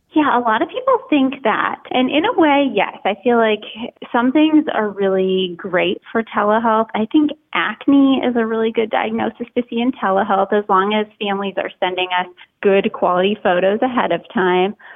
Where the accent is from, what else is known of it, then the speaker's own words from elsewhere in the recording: Minnesota, United States; moved away as an adult; also born or lived in Boston, Massachusetts; I grew up in Minnesota and kind of lived there as a child, went to college there